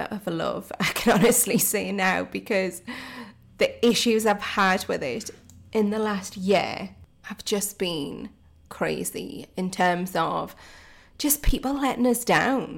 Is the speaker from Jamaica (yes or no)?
no; Geordie, North East England, United Kingdom; accent: Geordie; my Geordie accent